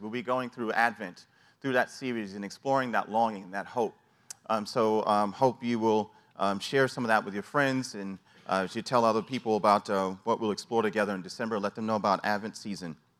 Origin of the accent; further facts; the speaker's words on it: New York City, New York, United States; growing up in New York City